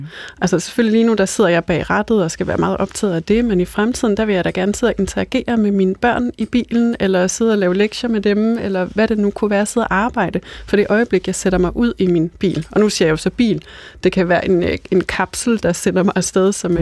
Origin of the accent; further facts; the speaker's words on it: North Jutland, North Denmark Region, Denmark; now in Copenhagen, Denmark; Altså nu kommer jeg selv fra Nordjylland og har lige været øh, i Jylland med familien her i weekenden